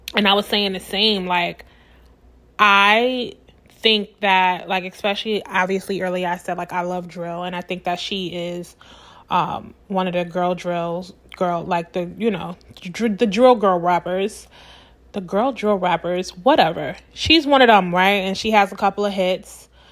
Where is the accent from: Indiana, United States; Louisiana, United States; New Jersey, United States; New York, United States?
New York, United States; New York City; I'm from Brooklyn